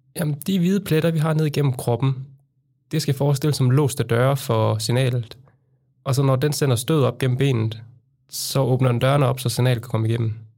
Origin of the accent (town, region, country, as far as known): Randers, Central Denmark Region, Denmark; born or raised there; moved away as an adult; now in Copenhagen, Denmark